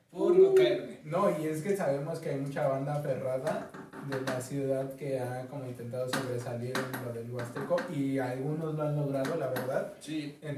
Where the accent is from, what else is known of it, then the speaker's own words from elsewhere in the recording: Mexico City, Mexico; El morbo está, somos muchos guapangueros chilangos.